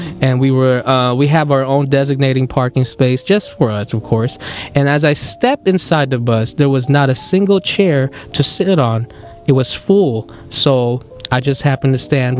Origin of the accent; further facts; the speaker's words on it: Philippines; accent: Filipino; My Filipino accent is kicking